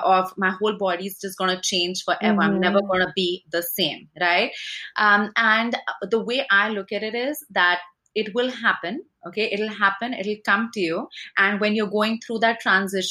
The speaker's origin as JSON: {"language": "English", "country": "India", "tie": "born or raised there", "moved": "as an adult", "said": "I grew up in India and I came here in my 20s, or actually my, when I was 20"}